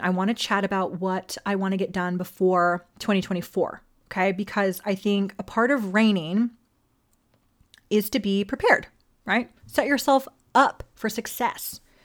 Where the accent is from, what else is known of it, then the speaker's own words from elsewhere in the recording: Las Vegas, Nevada, United States; also born or lived in Hawaii; originally from Hawaii, all right? But I was raised on the Ninth Island, A K A Las Vegas